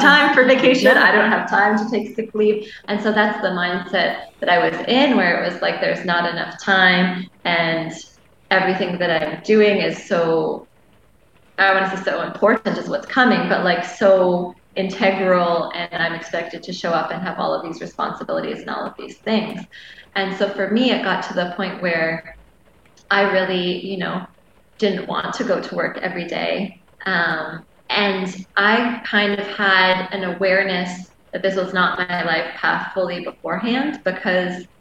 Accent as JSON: {"language": "English", "country": "Canada", "moved": "as an adult", "lives_now": "Maui, United States", "said": "I'm Canadian, so my ability to stay in Hawaii had been tied to my job"}